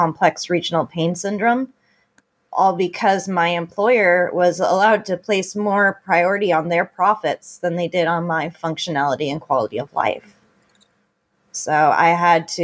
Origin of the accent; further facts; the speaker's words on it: Beaverton or Hillsboro, Oregon, United States; also born or lived in California; I am from Beaverton or Hillsboro, Oregon. I was born and raised in this district.